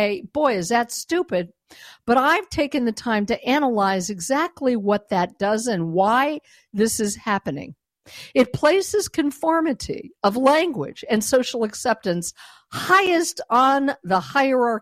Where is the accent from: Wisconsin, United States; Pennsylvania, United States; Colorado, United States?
Colorado, United States; Denver; moved away; I was born and raised in Denver, Colorado, but I no longer live there.